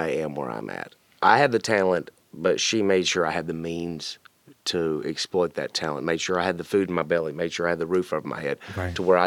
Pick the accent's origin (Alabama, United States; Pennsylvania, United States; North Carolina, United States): North Carolina, United States; Wilkesboro; accent: twang; now in Cleveland, United States; I am from Wilkesboro, North Carolina